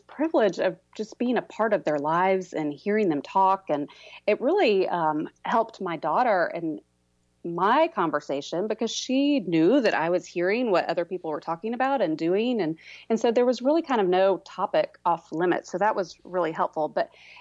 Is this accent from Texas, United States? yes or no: yes; Houston, Texas, United States; moved away as an adult; also born or lived in Dallas, Texas / Waco, Texas; now in Oklahoma, United States; I'm originally from Houston. I'm a Texas girl misplaced in Oklahoma now